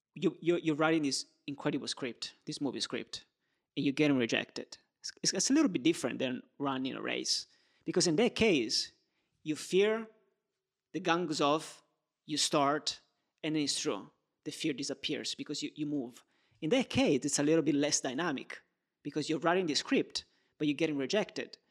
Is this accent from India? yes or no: no; Turin, Piedmont, Italy; moved away; also born or lived in Rome; I was born in Turin. I lived in Rome and I lived in different places.